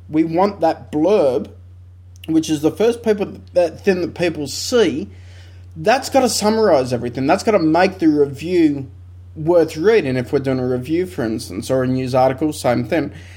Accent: Australia; we're very Australian

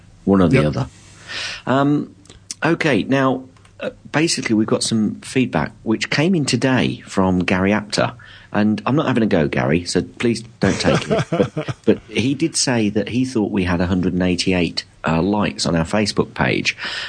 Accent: London, United Kingdom; accent: mixed; I am actually originally from London, although North London, but I think I've got a bit of a mix accent.

